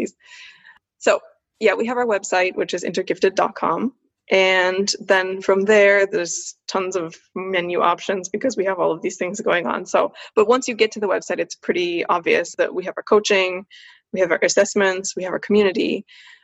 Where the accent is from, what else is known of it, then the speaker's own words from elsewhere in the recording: United States; also born or lived in Switzerland; I'm a woman, I'm an American, I'm Swiss as well